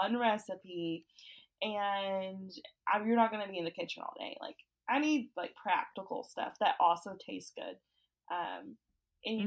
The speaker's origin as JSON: {"language": "English", "region": "Oklahoma", "country": "United States", "said": "we're both from Oklahoma"}